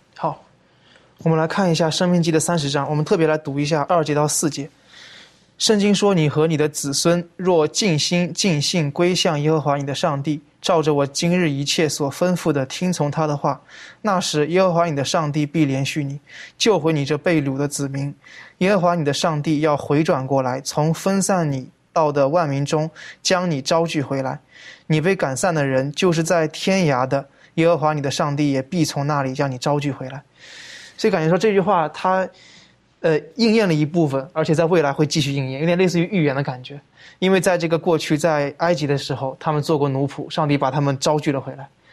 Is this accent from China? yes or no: yes; China; 我们中国人说这个破镜难以重圆了